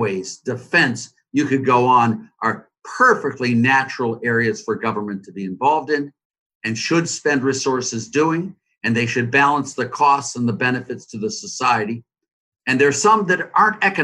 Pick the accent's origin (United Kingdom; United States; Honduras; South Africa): United States; Cleveland, Ohio; Cleveland, my hometown